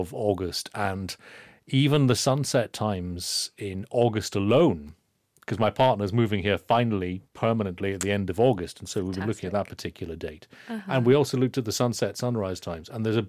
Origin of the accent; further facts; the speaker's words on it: Inverness, Scotland, United Kingdom; I'm from Inverness